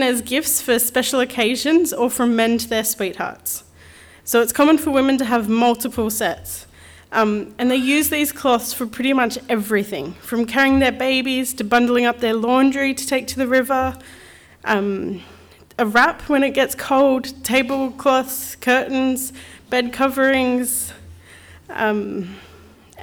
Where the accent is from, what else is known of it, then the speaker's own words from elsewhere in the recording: Central Coast, New South Wales, Australia; moved away as an adult; now in Lichinga, Mozambique; we're originally from the Central Coast, before we moved overseas 7 years ago.